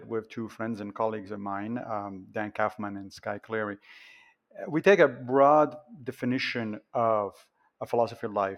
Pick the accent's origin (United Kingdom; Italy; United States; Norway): Italy; I grew up Catholic in Italy